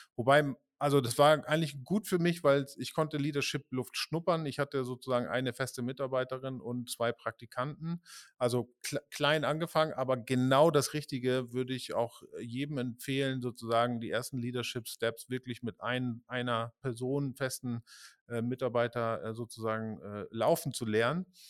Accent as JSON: {"language": "German", "town": "Pinneberg", "region": "Schleswig-Holstein", "country": "Germany", "tie": "born or raised there", "also_born_or_lived": "Hamburg", "moved": "yes", "lives_now": "Berlin, Germany", "said": "ich bin in Pinneberg geboren"}